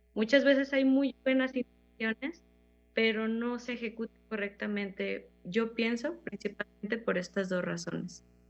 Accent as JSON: {"language": "Spanish", "town": "Fresnillo", "region": "Zacatecas", "country": "Mexico", "tie": "born or raised there", "said": "soy zacatecana, soy originaria de Fresnillo, Zacatecas"}